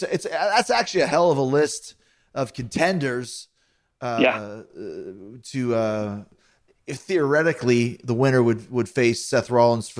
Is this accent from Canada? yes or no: yes; Canada; I'm from Canada